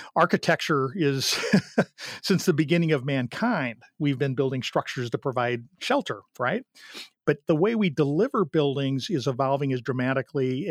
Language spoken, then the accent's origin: English; St. Louis, Missouri, United States; I grew up in St. Louis